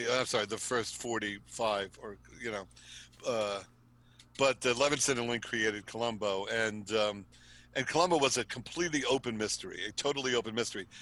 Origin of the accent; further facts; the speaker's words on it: East Coast, United States; I live in New York and I was mm-hmm. born and raised on the East Coast